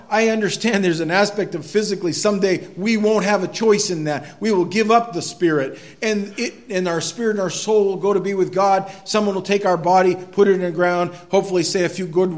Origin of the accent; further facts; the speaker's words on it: Quimby, Maine, United States; moved away; I grew up there. I grew up right in Quimby